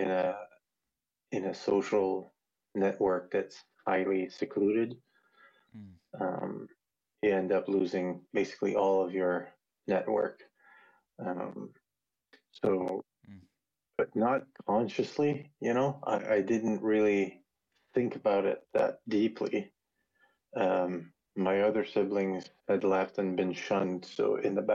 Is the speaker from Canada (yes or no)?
yes; the Maritimes, Canada; moved away as an adult; also born or lived in Vancouver, British Columbia; now in British Columbia Interior, Canada; I'm from the Maritimes in Canada, so that's East Coast Canada